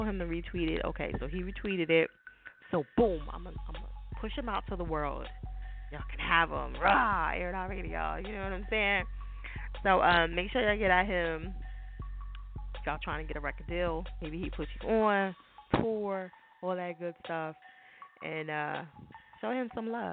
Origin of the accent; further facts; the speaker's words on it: New Jersey, United States; I'm from Jersey